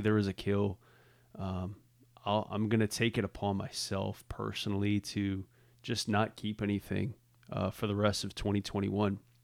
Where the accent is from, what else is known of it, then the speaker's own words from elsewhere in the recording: Southeast Louisiana, United States; also born or lived in New Orleans; growing up in Southeast Louisiana